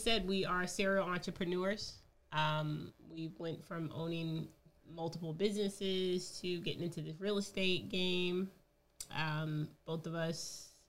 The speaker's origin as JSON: {"language": "English", "town": "Boston", "region": "Massachusetts", "country": "United States", "moved": "yes", "lives_now": "North Carolina, United States", "said": "Well, we are originally from Boston."}